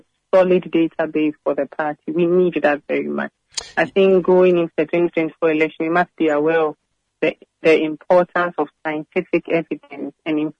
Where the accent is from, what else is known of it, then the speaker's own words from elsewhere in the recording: Central Region, Ghana; moved away; I'm from the central region